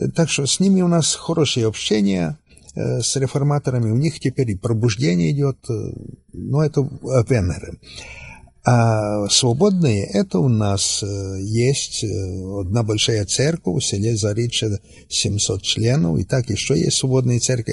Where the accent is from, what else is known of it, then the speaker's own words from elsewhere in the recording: Western Ukraine, Zakarpattia Oblast, Ukraine; Я сам приехал с Украины, с Западной Украины